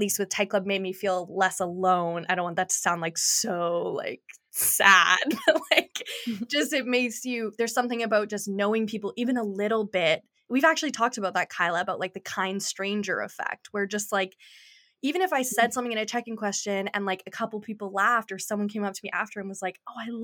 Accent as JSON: {"language": "English", "town": "Kelowna", "region": "British Columbia", "country": "Canada", "tie": "born or raised there", "lives_now": "Vancouver, Canada", "said": "growing up in Kelowna"}